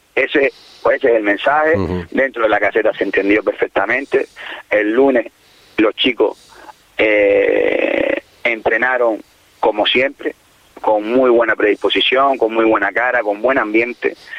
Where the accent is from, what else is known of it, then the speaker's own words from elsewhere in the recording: El Cotillo, Canary Islands, Spain; mi pueblo, en mi casa